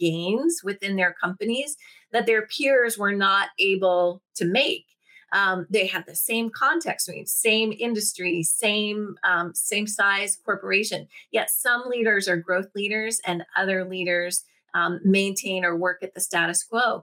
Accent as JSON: {"language": "English", "town": "Washington", "region": "District of Columbia", "country": "United States", "tie": "born or raised there", "said": "I was raised in Washington, D.C., started my career in politics"}